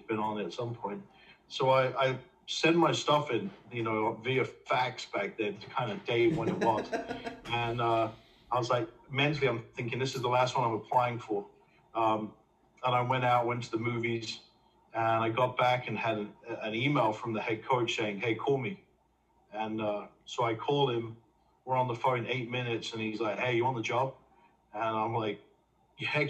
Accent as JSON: {"language": "English", "region": "England", "country": "United Kingdom", "tie": "born or raised there", "moved": "as an adult", "lives_now": "United States", "said": "grew up, born and raised in England"}